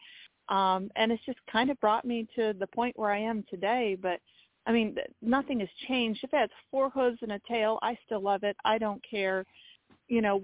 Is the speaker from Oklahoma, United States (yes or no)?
no; Maine, United States; now in Ocala, United States; growing up in Maine, which is where my family is from